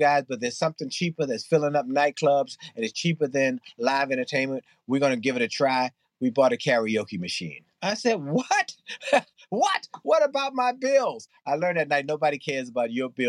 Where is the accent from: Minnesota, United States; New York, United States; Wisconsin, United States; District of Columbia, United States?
District of Columbia, United States; Washington; I grew up in Washington, D.C.